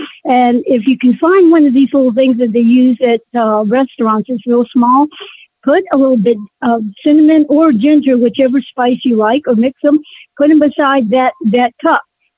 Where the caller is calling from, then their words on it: Virginia, United States; I'm … from Northern Virginia.